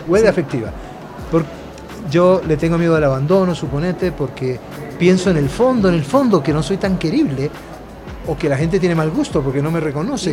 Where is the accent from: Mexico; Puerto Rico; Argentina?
Argentina; moved away as an adult; also born or lived in Naples, Italy / Colombia; yo me crié en la Argentina siendo muy pobre